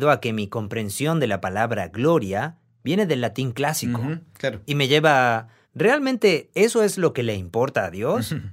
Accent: Argentina; soy de Argentina.

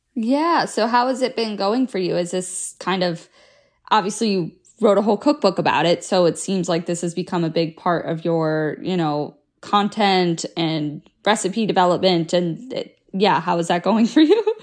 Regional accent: South Florida, United States; moved away as an adult; I grew up in South Florida

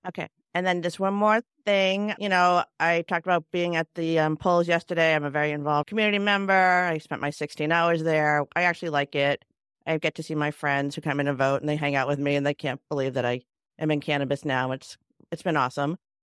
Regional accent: Cambridge, Massachusetts, United States; I'm from Cambridge

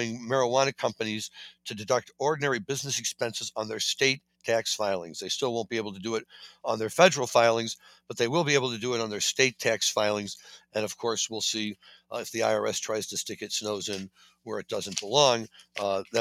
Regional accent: Missouri, United States; Missouri, my home state

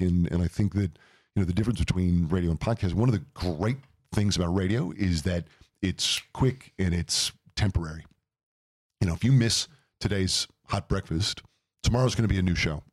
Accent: St. Louis, Missouri, United States; moved away as an adult; now in Phoenix, United States; I grew up in Saint Louis, Missouri, which is the Midwest

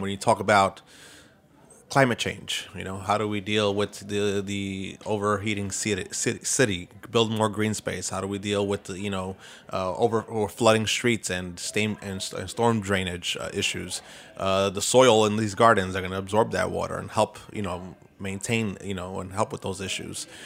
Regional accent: New York City, New York, United States; I grew up, growing up in East New York.

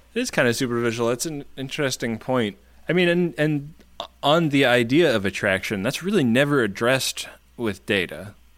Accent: California, United States; now in New York, United States; I grew up in California

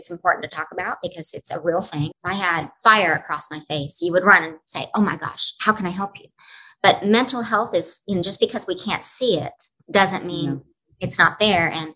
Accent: Oklahoma, United States; moved away as an adult; also born or lived in Los Angeles / Nashville; now in New York, United States; I have a camp in my hometown, a Broadway boot camp

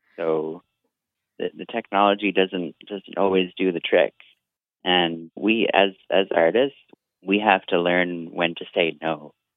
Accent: Vancouver, British Columbia, Canada; I'm an artist from Vancouver, BC

